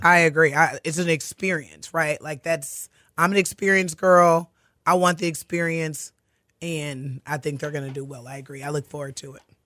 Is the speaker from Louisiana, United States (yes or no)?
no; Katy, Texas, United States; grew up in Katy. I'm a Katy girl